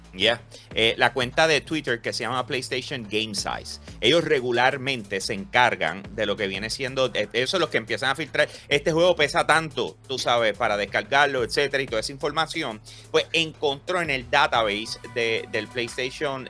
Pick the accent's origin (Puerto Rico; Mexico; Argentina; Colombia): Puerto Rico; yo soy de Puerto Rico